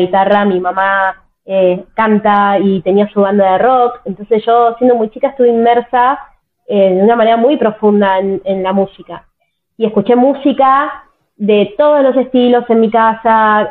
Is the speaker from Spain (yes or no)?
no; Tierra del Fuego, Argentina; yo nací en Tierra del Fuego, que es una provincia de Argentina que está totalmente al sur del país